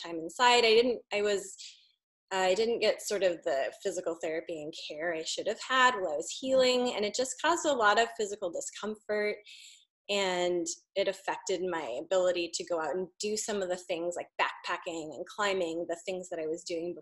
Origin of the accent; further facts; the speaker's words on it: Walla Walla, Washington, United States; moved away; I grew up in Eastern Washington. And we would always, I grew up in Walla Walla